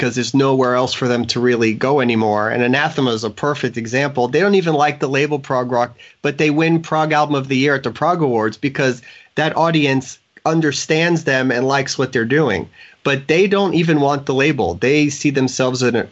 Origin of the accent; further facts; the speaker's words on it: Florida, United States; I've been here my whole life